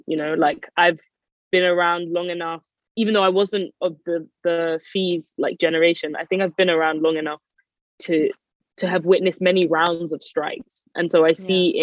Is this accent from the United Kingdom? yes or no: yes; London, United Kingdom; I am from North London. I grew up in Edmonton